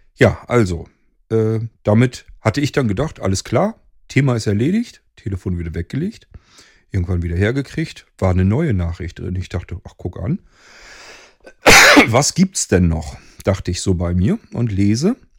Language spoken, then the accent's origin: German; near Hanover, Lower Saxony, Germany; Germany, Lower Saxony, nearly Hanover